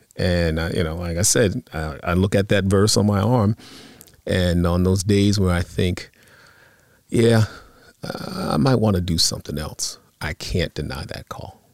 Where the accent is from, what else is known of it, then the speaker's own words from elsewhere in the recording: Long Island, New York, United States; also born or lived in Bronx, New York; now in New Jersey, United States; I grew up on Long Island. So very, I was near the city